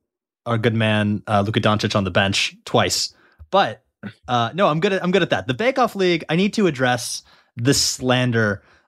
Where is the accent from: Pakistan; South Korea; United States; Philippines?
United States; Michigan; I'm from Michigan.